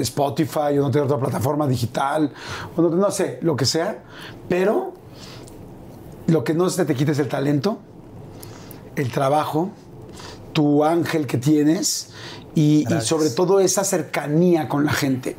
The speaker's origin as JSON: {"language": "Spanish", "country": "Mexico", "said": "esos mexicanos que somos así"}